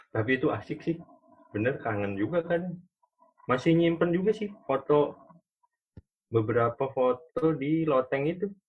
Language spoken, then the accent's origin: Indonesian; Bogor, West Java, Indonesia; moved away; also born or lived in Bandung; gua juga dari kecil di Bogor